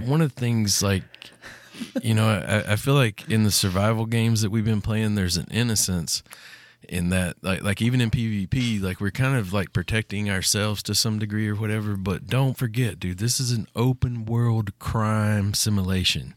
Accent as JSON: {"language": "English", "country": "United States", "tie": "born or raised there", "said": "my hometown or any town in Tennessee or Kentucky"}